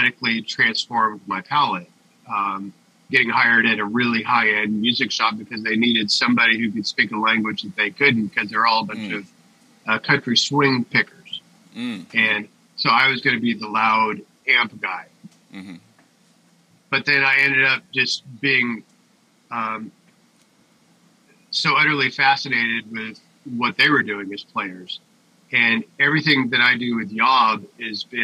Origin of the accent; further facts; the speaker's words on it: Springfield, Oregon, United States; growing up in Springfield is pretty hick